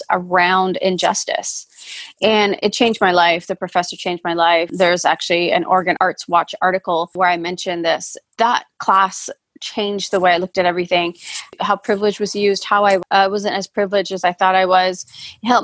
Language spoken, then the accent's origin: English; Vancouver, British Columbia, Canada; moved away as an adult; also born or lived in Fiji / Calgary, Alberta, Canada; now in Portland, United States; I was born in Fiji and I moved to Canada, Calgary, Alberta, when I was 1.5. So 1.5 to almost 8. So pretty, you know, I have memories of Canada and Calgary. I was in Calgary. And then from 8 to 18, which I call my formative years, I was in Vancouver, BC.